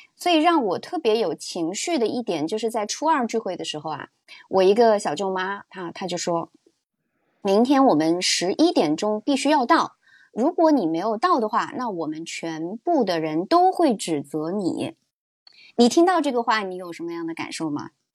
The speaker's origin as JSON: {"language": "Chinese", "town": "Changde", "region": "Hunan", "country": "China", "tie": "born or raised there", "moved": "yes", "said": "今年我是回到我老家常德"}